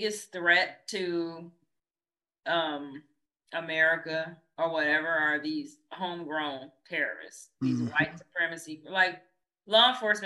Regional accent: Michigan, United States; my home state of Michigan

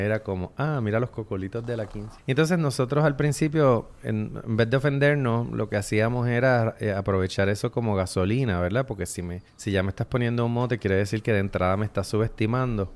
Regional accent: San Juan, Puerto Rico; nací en San Juan, me crié en Santurce

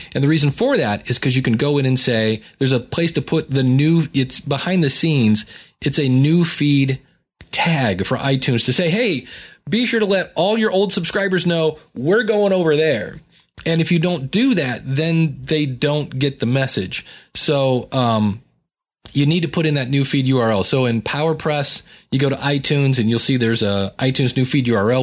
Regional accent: Akron, Ohio, United States; growing up in Akron

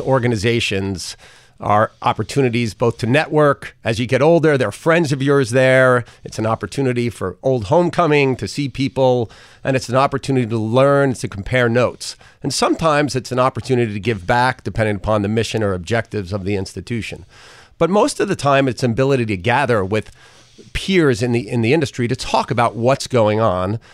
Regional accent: Port Washington, New York, United States; also born or lived in Brooklyn; I was raised in Port Washington

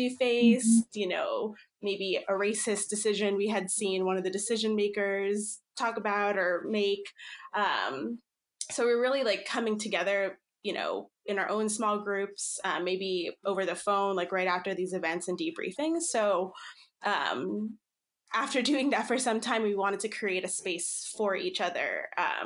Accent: New Jersey, United States; also born or lived in Philippines; now in Seattle, United States; based in Seattle, Washington, but I grew up in New Jersey.

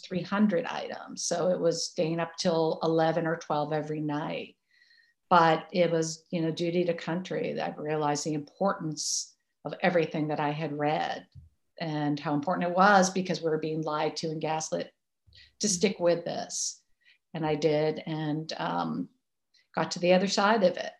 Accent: Massachusetts, United States; now in New York, United States; I grew up in Massachusetts

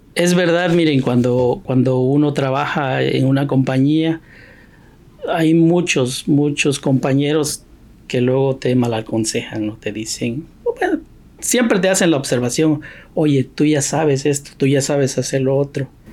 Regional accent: Oaxaca, Mexico; moved away as an adult; now in United States; muchos de la gente de mi pueblo, que yo soy oaxaqueño

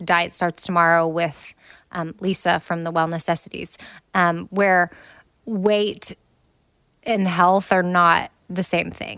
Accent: United States

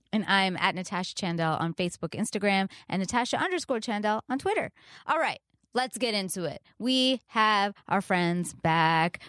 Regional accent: Canada; I'm Canadian

